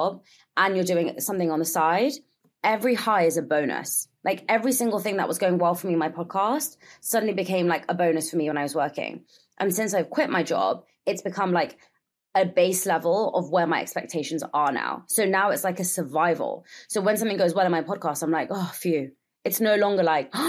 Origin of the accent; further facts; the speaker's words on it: London, United Kingdom; first language Gujarati; English is a second language; I am. I was born and raised here.